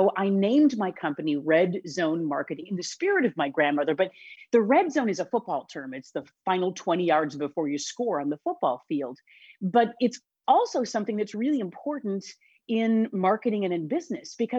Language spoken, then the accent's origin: English; Wisconsin, United States; also born or lived in Illinois; now in Chicago area, Illinois, United States; I am born and raised in Wisconsin. And so the fact that I live in Illinois is just, it's by happenstance.